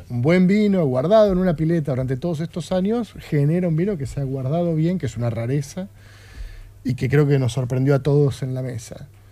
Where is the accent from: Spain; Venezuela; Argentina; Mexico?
Argentina; como, país, como Asociación Argentina de Sommeliers